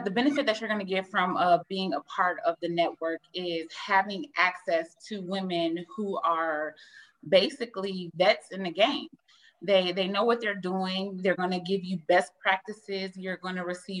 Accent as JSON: {"language": "English", "town": "Toledo", "region": "Ohio", "country": "United States", "said": "I'm from Toledo, Ohio."}